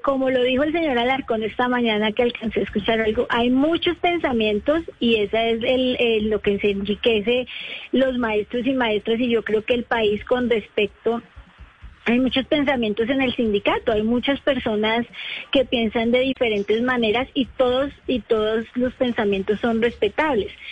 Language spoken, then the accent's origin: Spanish; Bogotá, Colombia; yo soy de Bogotá